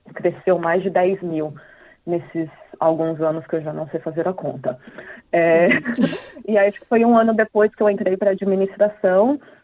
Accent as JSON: {"language": "Portuguese", "country": "Brazil", "moved": "yes", "lives_now": "Australia", "said": "Ah, brasileira"}